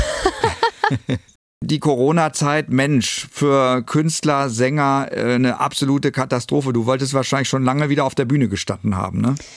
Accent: Northern Germany, Germany; bei uns im Norden

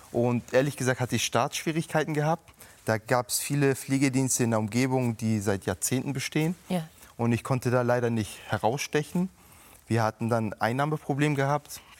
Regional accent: Hamburg, Germany; sage ich, ich bin immer ein waschechter Hamburger.

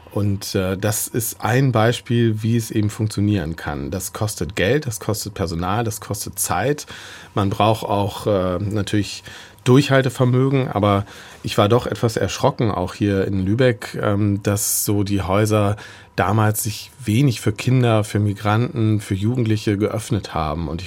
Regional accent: Gdansk, Pomeranian Voivodeship, Poland; German is a second language; moved away; Ich komme aus Gdansk, also aus Danzig und habe Germanistik studiert.

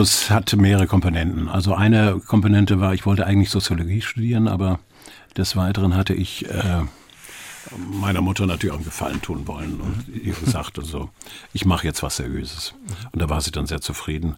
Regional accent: Schwarzenbek, Schleswig-Holstein, Germany; also born or lived in Geesthacht / Hamburg; ich bin dann in Schwarzenberg zur Schule gegangen und von dort aus dann als Fahrschüler äh, zum Gymnasium in Geestacht.

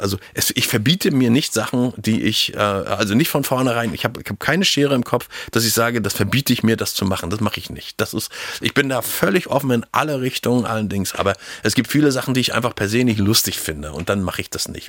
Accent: Schwerin, Mecklenburg-Vorpommern, Germany; also born or lived in Hagenow; ich bin in Hagenow geboren und bin nach äh, 30 Tagen in die nächstbeste Großstadt geflohen. Also ich sage immer Schwerin

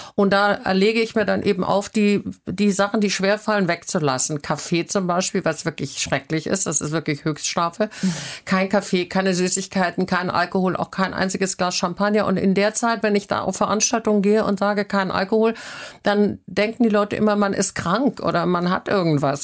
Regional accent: Southern Germany, Germany; now in Hamburg, Germany; ich komme aus Süddeutschland und meine, meine sehr strenge bayerische Großmutter

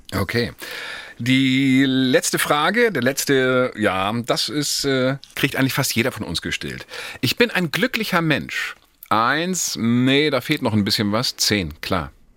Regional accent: Northern Germany, Germany; als Norddeutscher

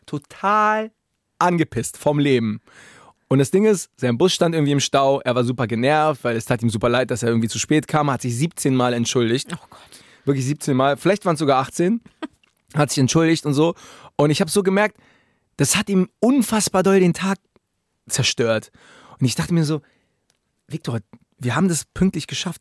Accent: Berlin, Germany; in Berlin, mhm. wo ich herkomme

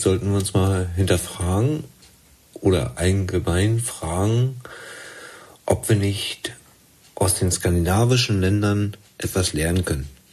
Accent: East Germany, Germany; Ich bin selber in der DDR aufgewachsen

